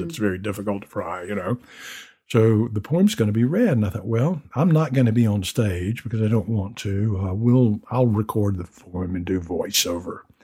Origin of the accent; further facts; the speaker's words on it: the South, United States; I'm a Southerner